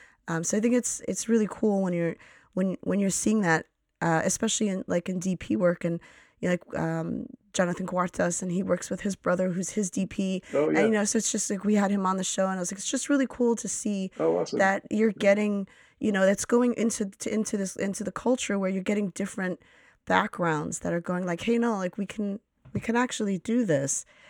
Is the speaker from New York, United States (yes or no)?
yes; New York City, New York, United States; I grew up in Astoria right by the studios there